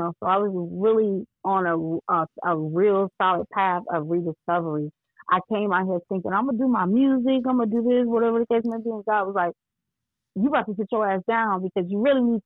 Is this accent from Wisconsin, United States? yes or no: yes; Milwaukee, Wisconsin, United States; born or raised there; moved away as an adult; also born or lived in Georgia; now in Atlanta, United States